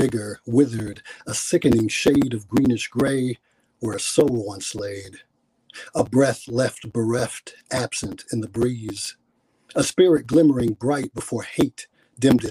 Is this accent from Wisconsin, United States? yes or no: yes; Milwaukee, Wisconsin, United States; I am from Milwaukee, Wisconsin.